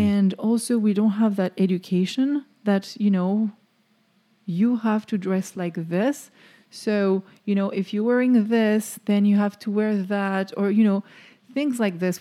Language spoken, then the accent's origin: English; France; now in Florida, United States; I'm French